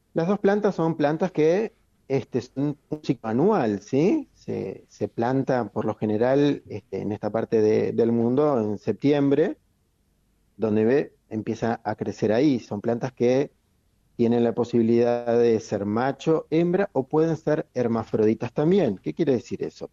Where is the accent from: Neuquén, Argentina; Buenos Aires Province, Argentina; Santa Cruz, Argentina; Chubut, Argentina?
Chubut, Argentina; moved away; Yo soy nacido en Chubut, así que claro. Este, conozco la nieve ya desde chico